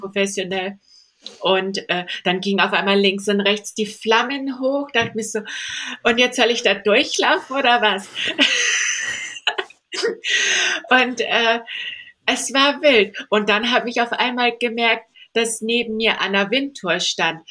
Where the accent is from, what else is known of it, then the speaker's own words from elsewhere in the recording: Candolim, Goa, India; now in Stuttgart, Germany; ich bin in Indien aufgewachsen, ich bin barfuß rumgelaufen im Dschungel.